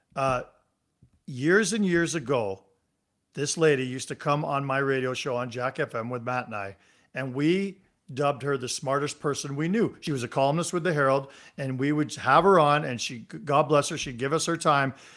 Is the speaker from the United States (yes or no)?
no; Mississauga, Ontario, Canada; now in Calgary, Canada; I'm from Mississauga, where the the mall was the gathering place